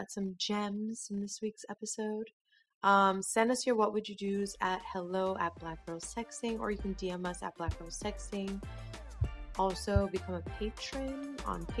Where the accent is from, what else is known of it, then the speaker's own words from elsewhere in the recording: West Coast, United States; I'm from the West Coast